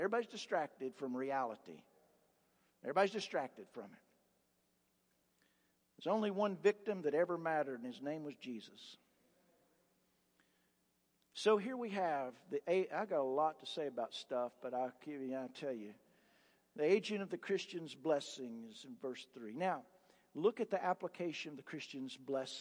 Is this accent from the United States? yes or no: yes; Appalachia, United States; I'm a hick from Appalachia.